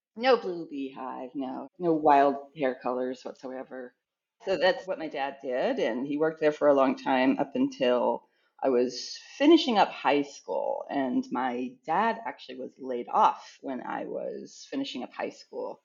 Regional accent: Illinois, United States; also born or lived in Michigan; we moved to Illinois from Michigan when I was two years old

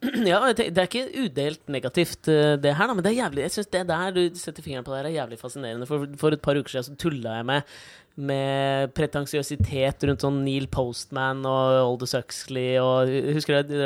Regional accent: Norway

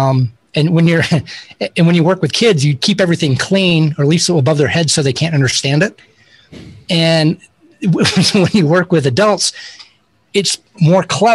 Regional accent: Tallahassee, Florida, United States; I'm really from Florida. Tallahassee is right under Georgia. So it's Florida.

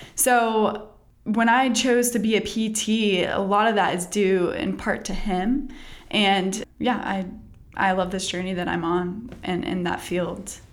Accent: Texas, United States; now in North Carolina, United States; I grew up in Texas

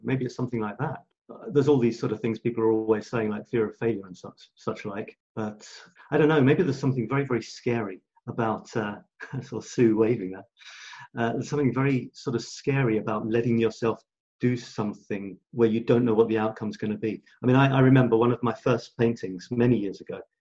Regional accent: England, United Kingdom; moved away as an adult; also born or lived in Scotland / Australia; now in France; being born in Scotland, being shipped down, growing up in England, a year in Australia, moving to France

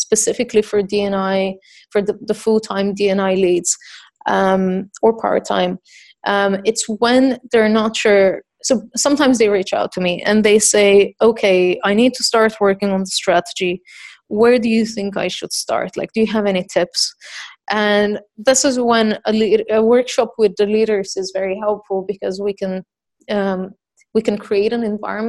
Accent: Bulgaria; I'm from Bulgaria

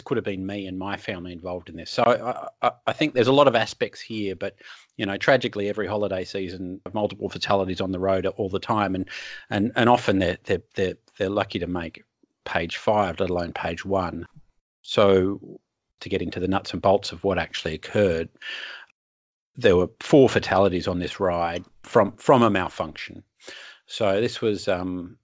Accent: Sydney, New South Wales, Australia; I grew up in Sydney

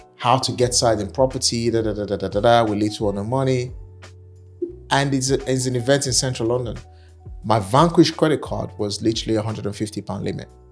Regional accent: Nigeria; accent: African; moved away as an adult; now in United Kingdom; I'm African, I'm Nigerian

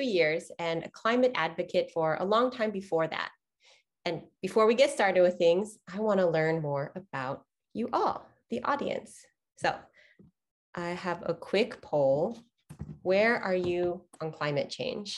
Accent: Houston, Texas, United States; I was born and raised in Houston, Texas

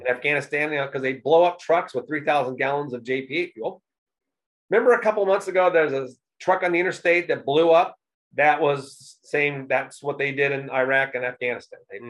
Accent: Indianapolis, Indiana, United States; also born or lived in New York City / Texas / California; I was born here in Indianapolis, but um, I've lived in other places like uh, New York City and Texas and a little bit in California

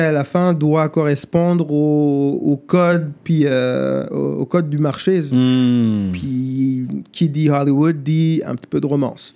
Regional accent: Rwanda; first language German; French is a second language; moved away; also born or lived in Germany; quand j'étais gamin au Rwanda

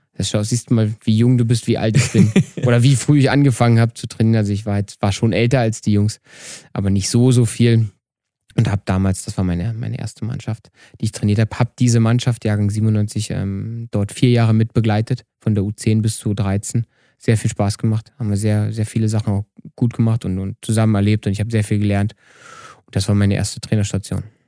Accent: Eberswalde, Brandenburg, Germany; now in Vienna, Austria; Eberswalde, irgendwo um nirgendwo. Damals gab es keine Talentzentren zentriert und da, wo ich aufgewachsen bin, gab es gar nichts

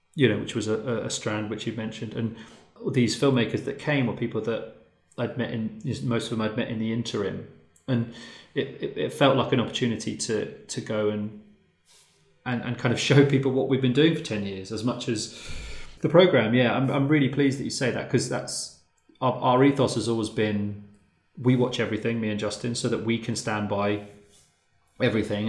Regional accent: Luton, East of England, United Kingdom; I'm from Luton

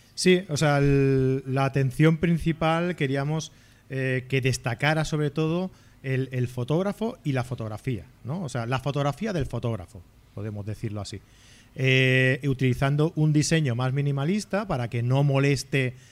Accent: Abrera, Catalonia, Spain; aquí a Abrera, a mi pueblo, en Barcelona

